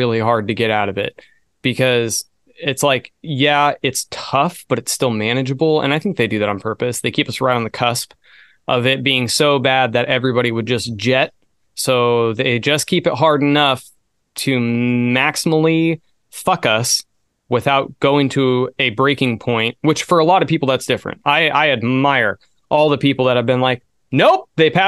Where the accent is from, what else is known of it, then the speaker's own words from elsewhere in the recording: California, United States; also born or lived in Jacksonville, Florida; I'm from California